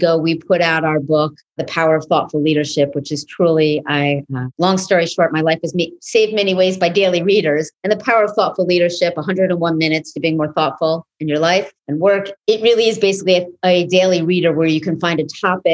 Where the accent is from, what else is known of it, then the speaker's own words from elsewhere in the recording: New York City, New York, United States; It's an indie house in East Village where I grew up in New York City